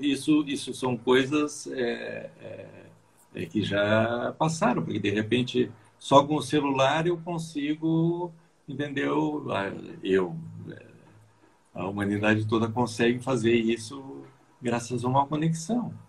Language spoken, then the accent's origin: Portuguese; Bagé, Rio Grande do Sul, Brazil; now in São Paulo, Brazil; eu nasci no Rio Grande do Sul, mas estou aqui